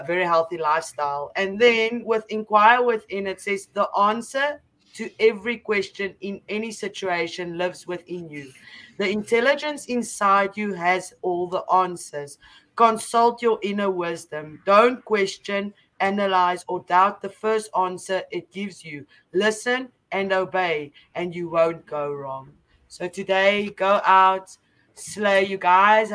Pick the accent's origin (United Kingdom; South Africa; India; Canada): South Africa; I'm from South Africa